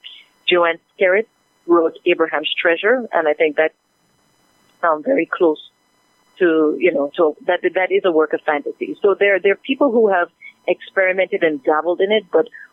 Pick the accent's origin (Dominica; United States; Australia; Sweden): Dominica; I'm from Dominica